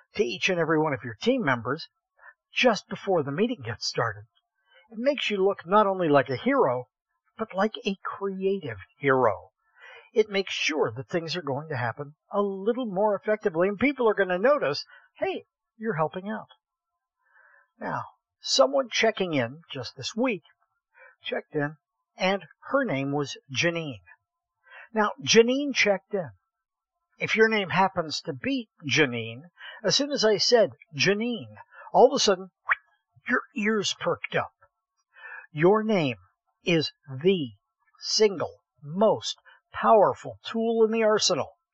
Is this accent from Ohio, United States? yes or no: yes; Columbiana, Ohio, United States; I grew up in Columbiana, Ohio, the little town no one has ever heard